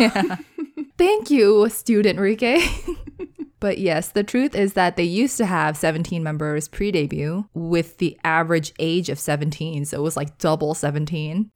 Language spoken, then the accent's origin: English; United States; as an American